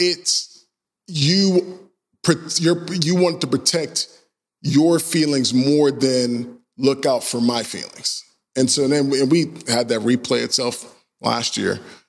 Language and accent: English; Georgia, United States; You know, I grew up in Georgia. I've experienced racism like from the entire time that I've been there.